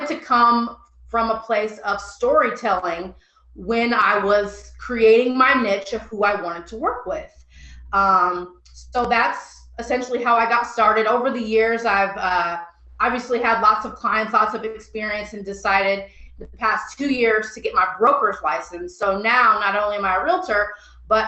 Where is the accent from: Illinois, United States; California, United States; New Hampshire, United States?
Illinois, United States; I'm from Illinois, so I'm used to U of I, Illinois State, or UIC